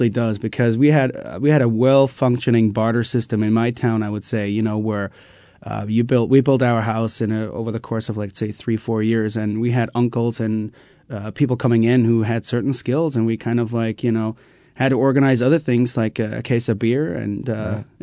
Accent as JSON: {"language": "English", "region": "East Germany", "country": "Germany", "tie": "born or raised there", "said": "Um, right about seven kilometers, roughly, from the former Bavarian border."}